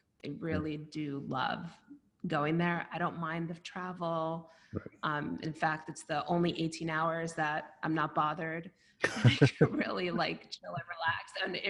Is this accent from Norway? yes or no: no; Brooklyn, New York, United States; Yeah, that's exactly it. I mean, that's how I grew up, and we really helped each other.